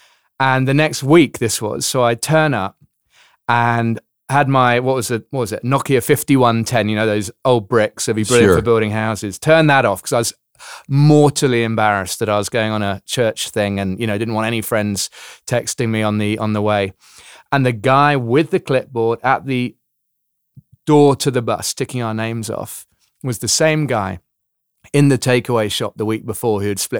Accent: London, United Kingdom; now in South Africa; Yeah, so I'm from London originally, London, England, but have, as you say, been in South Africa for the last 14 years, hence the slightly mixed up accent.

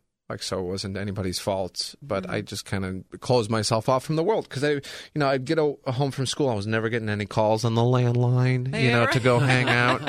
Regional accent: Illinois, United States; also born or lived in Chicago / Bloomington; I grew up in Illinois my entire life.

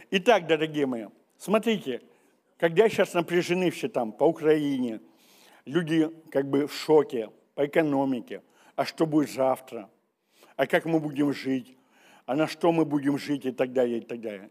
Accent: Siberia, Russia; мы сибиряки

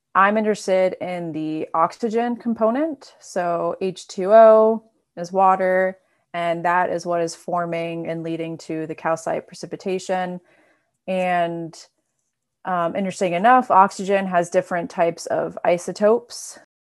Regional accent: North Carolina, United States; moved away as an adult; now in Madison, United States; I'm also from North Carolina, as Rudy is

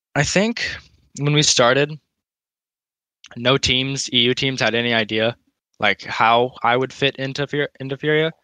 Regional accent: United States; As an American

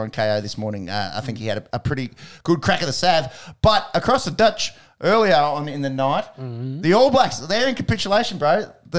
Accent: Australia; as an Aussie cricket fan

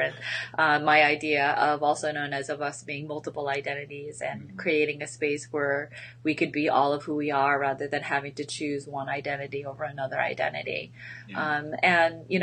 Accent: Westchester County, New York, United States; moved away as an adult; also born or lived in Korea; now in St. Louis, United States; I grew up about an hour north of New York City in Westchester County

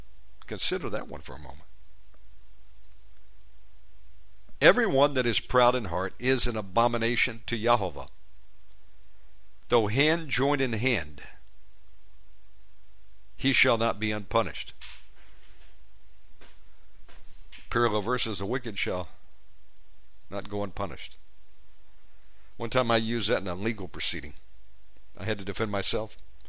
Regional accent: Georgia, United States; born there; also born or lived in Virginia / Texas / Las Vegas; And while I was born in Georgia, spent about 10 years in Virginia, time in Texas, different places.

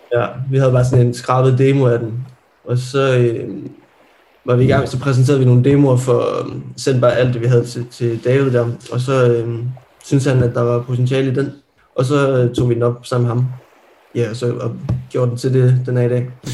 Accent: Jutland, Denmark; moved away; Jeg var hvad hedder det, hjemme i Jylland

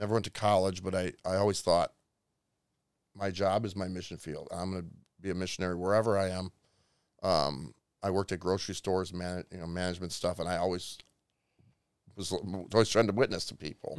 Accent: Illinois, United States; moved away; I'm from a small town in, ne, about thirty-five miles west of Chicago

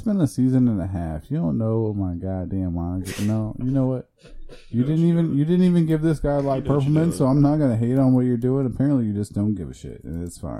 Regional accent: Iowa, United States; moved away as an adult; also born or lived in Chicago, Illinois; now in Florida, United States; I identify as a Midwesterner because I was born in Chicago and I lived there for five years, and then I moved to Iowa, but I also, you know, went back and forth to Chicago.

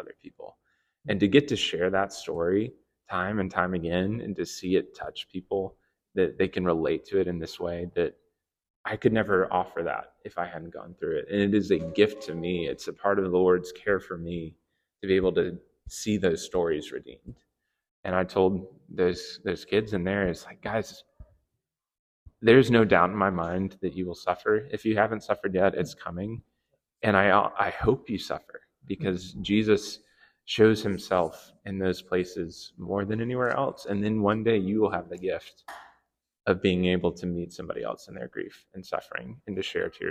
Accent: South Carolina, United States; I grew up in South Carolina, and the waves there are like 3 feet tall at best

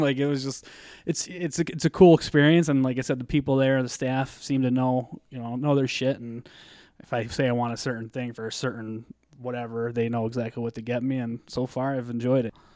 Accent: Scranton, Pennsylvania, United States; I grew up in Scranton

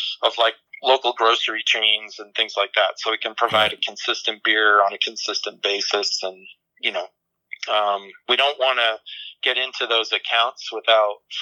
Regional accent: New England, United States; moved away as an adult; also born or lived in upstate New York; now in Fountain Hills, United States; I grew up in New England

